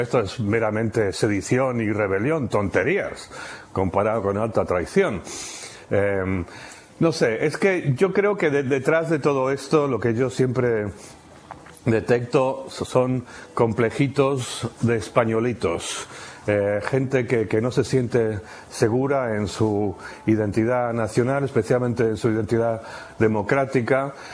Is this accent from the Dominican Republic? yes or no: no; Argentina; moved away; also born or lived in United Kingdom / Spain; me criaron en Argentina